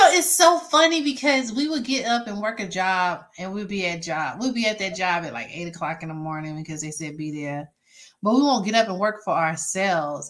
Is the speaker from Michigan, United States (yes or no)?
no; Mississippi, United States; now in Georgia, United States; I live in Georgia, but I'm from Mississippi